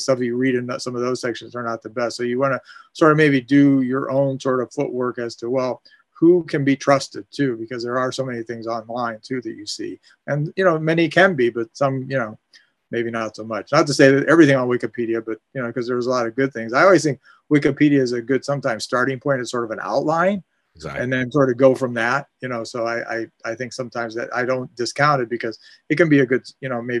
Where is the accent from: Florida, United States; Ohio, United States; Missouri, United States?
Ohio, United States; Canton; I actually grew up in Canton. I grew up within walking distance of the Hall of Fame.